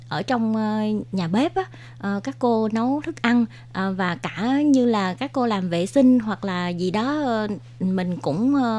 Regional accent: Vietnam; moved away as an adult; now in Taoyuan, Taiwan; đến từ Việt Nam, à, mình đến Đài Loan được 20 năm rồi

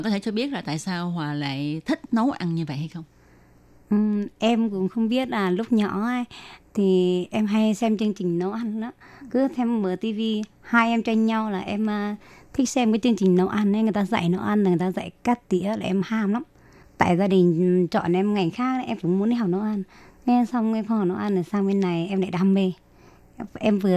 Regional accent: Thanh Hóa, Vietnam; moved away as an adult; now in Taiwan; Dạ em đến từ Thanh Hóa chị ạ.

